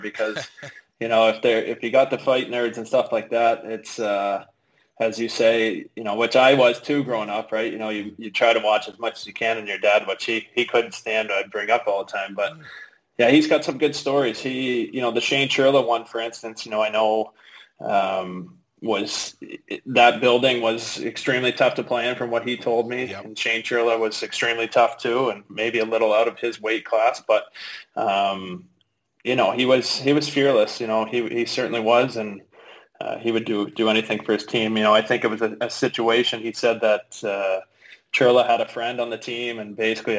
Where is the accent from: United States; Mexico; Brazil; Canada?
Canada; Oakville, Ontario; moved away as an adult; also born or lived in Etobicoke, Toronto / Germany; I grew up in Oakville my whole life